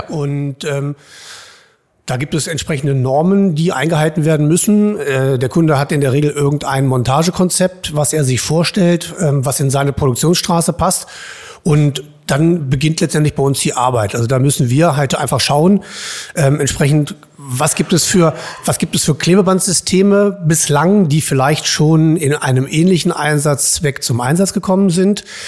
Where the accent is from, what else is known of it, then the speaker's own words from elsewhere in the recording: Hildesheim, Lower Saxony, Germany; also born or lived in Saarbrücken; ich komme hier aus Hildesheim, ich bin Hildesheimer